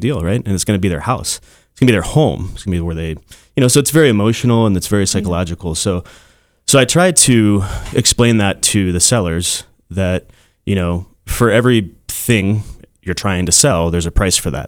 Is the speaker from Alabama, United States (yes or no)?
no; Castle Rock, Colorado, United States; I'm from Castle Rock